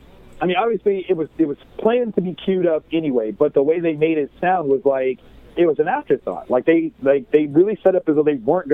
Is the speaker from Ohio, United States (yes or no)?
yes; Columbus, Ohio, United States; I'm born and raised in Columbus, Ohio. That's actually where I am right now.